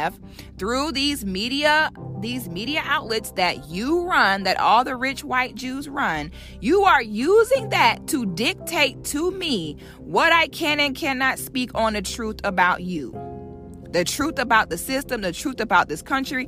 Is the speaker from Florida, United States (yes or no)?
yes; Florida, United States; I'm from Florida